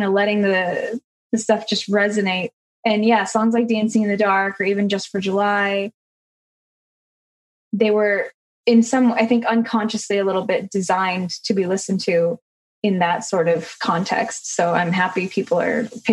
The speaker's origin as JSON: {"language": "English", "region": "Alberta", "country": "Canada", "tie": "born or raised there", "moved": "yes", "said": "growing up in Alberta, there's kind of no shortage of really beautiful outdoor landscape"}